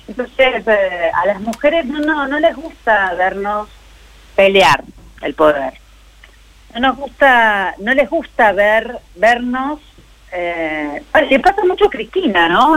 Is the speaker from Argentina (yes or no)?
yes; Morón, Buenos Aires Province, Argentina; los que vivimos y los que nacimos en Morón